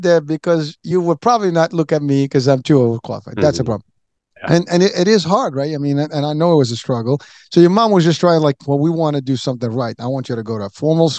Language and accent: English; Morocco; moved away; I'm originally from Morocco.